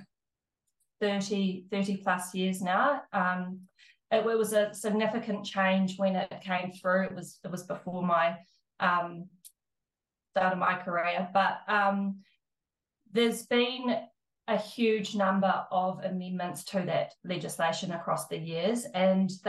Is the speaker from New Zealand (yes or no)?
yes; South Island, New Zealand; now in Christchurch, New Zealand; I'm from the South Island